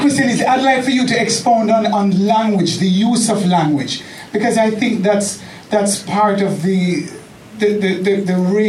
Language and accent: English; Jamaica; moved away as an adult; also born or lived in Florida; now in Dallas, United States; I'm actually living in Dallas, but I'm originally from Jamaica.